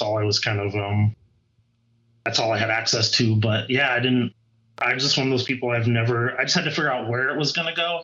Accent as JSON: {"language": "English", "region": "South Dakota", "country": "United States", "tie": "born or raised there", "moved": "as an adult", "lives_now": "Colorado, United States", "said": "I grew up in the middle of the country in South Dakota"}